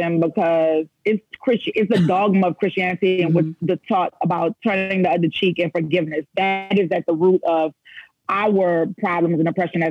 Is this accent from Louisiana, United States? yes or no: yes; New Orleans, Louisiana, United States; moved away; growing up in New Orleans